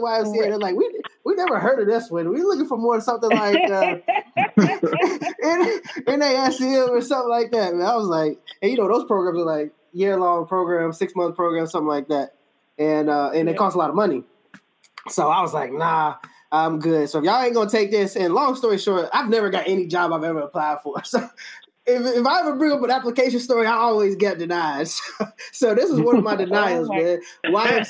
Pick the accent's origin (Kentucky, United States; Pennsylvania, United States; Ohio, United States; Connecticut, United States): Kentucky, United States; Lexington; I'm from Lexington, Kentucky